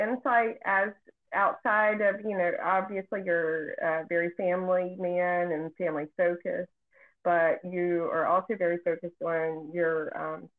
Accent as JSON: {"language": "English", "area": "Beaufort County", "region": "North Carolina", "country": "United States", "tie": "born or raised there", "said": "a fellow Beaufort County native."}